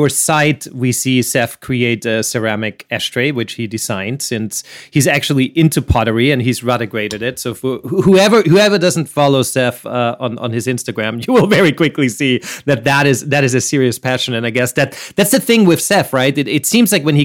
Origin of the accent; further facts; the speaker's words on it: Vienna, Austria; I'm from Vienna